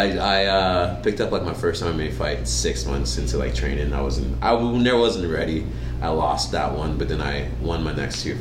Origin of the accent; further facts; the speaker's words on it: Atlanta, Georgia, United States; moved away as an adult; also born or lived in Nigeria / Utah; I was born in Nigeria. Moved to Atlanta when I was 9 years old.